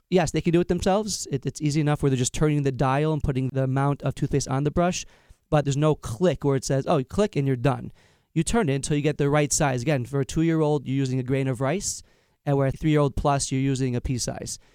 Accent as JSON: {"language": "English", "area": "Long Island", "region": "New York", "country": "United States", "said": "I'm from Long Island, New York"}